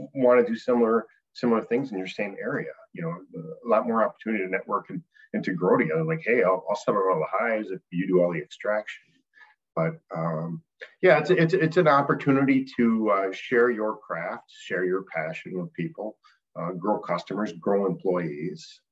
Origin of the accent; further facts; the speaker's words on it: Appleton, Wisconsin, United States; my hometown Appleton has, you know, 5,000 teachers and 5,000 students